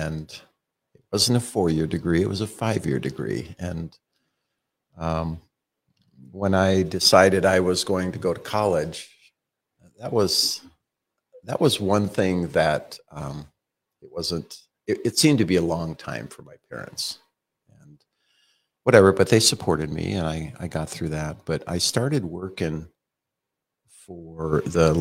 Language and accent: English; East Grand Forks, Minnesota, United States; moved away as an adult; now in Billings, United States; I was born in East Grand Forks, Minnesota, the ice box right now, 25 below, 30 below, 40 below. But it was a good place to grow up, East Grand Forks, Minnesota